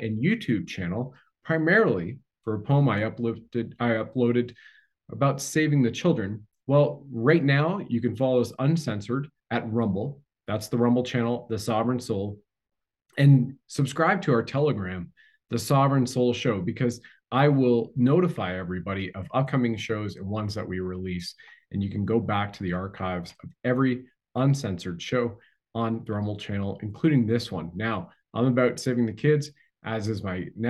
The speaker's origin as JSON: {"language": "English", "country": "Canada"}